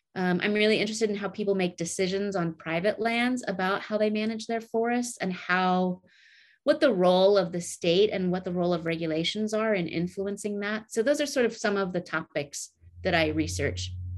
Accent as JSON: {"language": "English", "region": "Oregon Coast Range", "country": "United States", "tie": "born or raised there", "also_born_or_lived": "Montana", "said": "I grew up in the Oregon Coast Range here"}